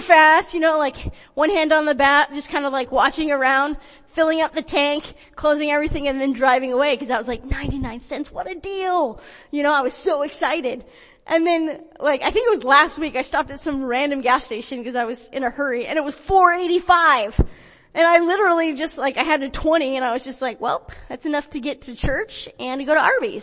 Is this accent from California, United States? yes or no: yes; Porterville, California, United States; also born or lived in Visalia, California; I grew up in Visalia and Porterville